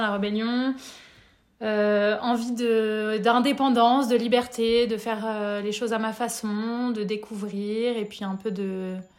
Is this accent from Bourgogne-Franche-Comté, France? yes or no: yes; Nevers, Bourgogne-Franche-Comté, France; moved away as an adult; also born or lived in Lyon; Je suis née à Lyon et j'ai grandi à Nevers